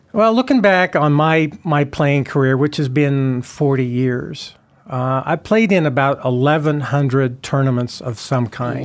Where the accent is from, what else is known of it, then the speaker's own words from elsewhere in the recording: Twin Falls, Idaho, United States; I grew up playing golf in Twin Falls, Idaho, the Muni